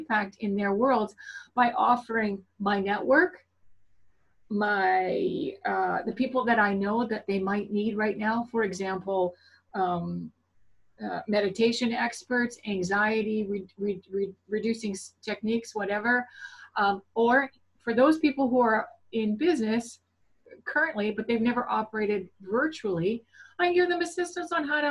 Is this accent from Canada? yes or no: yes; Canada; I am definitely Canadian.